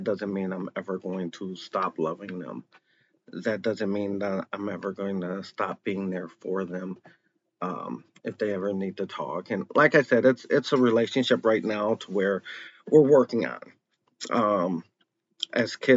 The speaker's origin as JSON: {"language": "English", "town": "Chicago", "region": "Illinois", "country": "United States", "tie": "born or raised there", "said": "I was born in Chicago, Illinois."}